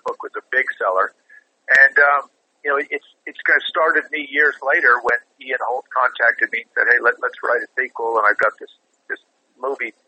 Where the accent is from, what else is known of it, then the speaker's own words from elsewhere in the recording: Montreal, Quebec, Canada; Growing up in Montreal, Canada, I mean, there was a fair amount of ribbing as a kid around Halloween